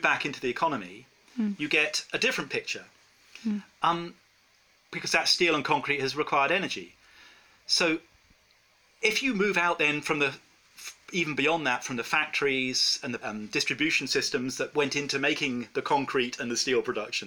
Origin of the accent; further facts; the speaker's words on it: England, United Kingdom; I'm from England